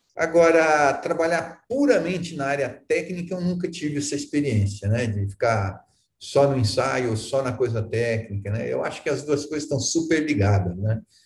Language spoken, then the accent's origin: Portuguese; Arapongas, Paraná, Brazil; moved away; Eu sou de Arapongas. Aqui do norte do Paraná, nasci em Arapongas e depois morei em vários lugares, mas sou aqui do norte do Paraná